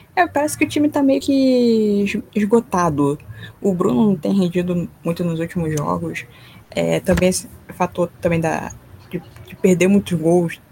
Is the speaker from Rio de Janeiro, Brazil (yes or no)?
yes; Rio de Janeiro, Brazil; Sou aqui do Rio